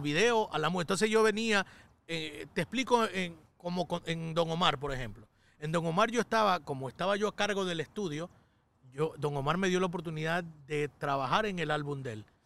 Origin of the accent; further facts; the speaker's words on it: Ecuador; moved away as an adult; also born or lived in New York, United States; yo llegaba con un flow ecuatoriano